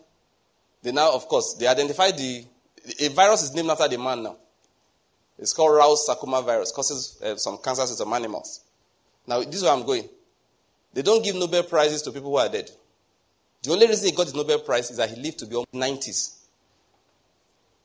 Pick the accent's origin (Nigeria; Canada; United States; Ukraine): Nigeria; Enugu, Enugu State; moved away; I came from Enugu.